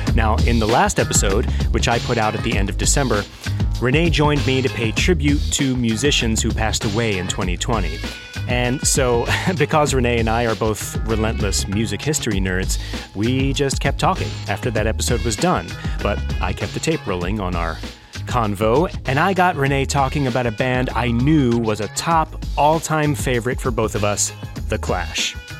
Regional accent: Philadelphia, Pennsylvania, United States; I'm from Philadelphia

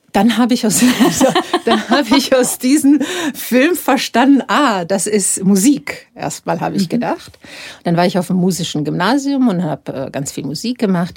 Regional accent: Dubrovnik, Dubrovnik-Neretva County, Croatia; moved away as an adult; now in Munich, Germany; in Dubrovnik, wo ich aufgewachsen bin

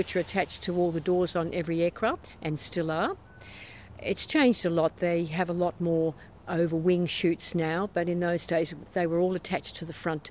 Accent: Melbourne, Victoria, Australia; also born or lived in Sydney; I was born and bred in Melbourne

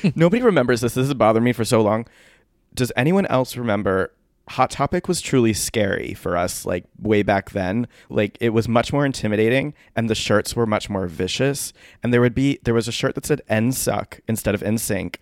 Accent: Milford, Connecticut, United States; my hometown of Milford, Connecticut

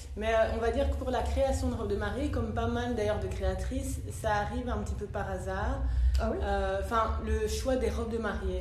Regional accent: Brussels, Brussels-Capital Region, Belgium; also born or lived in London, United Kingdom / Italy / France; je suis bruxelloise d'origine ivoirienne

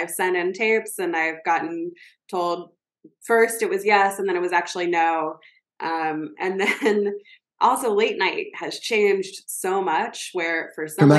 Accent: the South, United States; I grew up in the South, I grew up with people who were very different from me

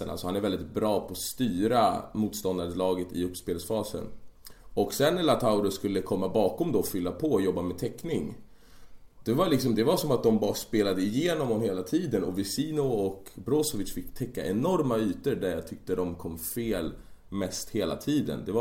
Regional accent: Sweden; I och jag är svensk

